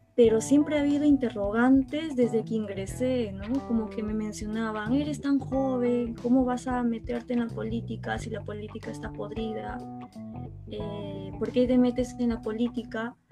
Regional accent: Ayacucho, Peru; me presenté a una región extrema izquierda, se podría decir, que es Ayacucho, porque soy, soy ayacuchana

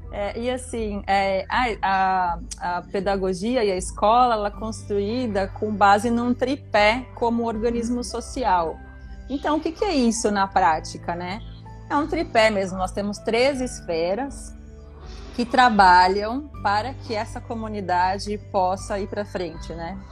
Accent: Santos, São Paulo, Brazil; eu nasci e cresci numa comunidade em Santos, um conjunto habitacional que se chama BNH né? Aqui no canal 5

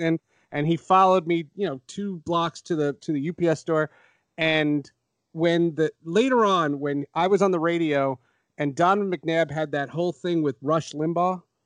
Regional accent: Marlboro, New Jersey, United States; also born or lived in Essex County, New Jersey / Syracuse; I grew up in Marlboro

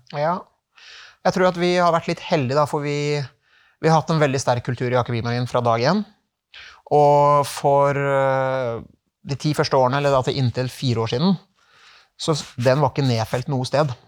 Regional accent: Norway; moved away as an adult; also born or lived in Czech Republic; det var en tøff overgang for familien å komme hjem til Norge

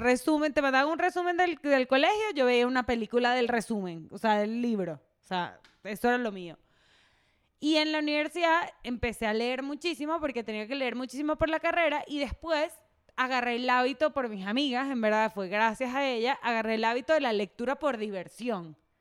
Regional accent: Venezuela; moved away; soy venezolana

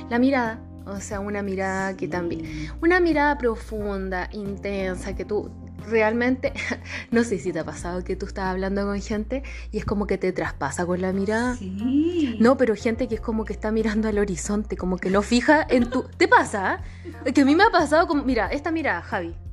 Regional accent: Chile

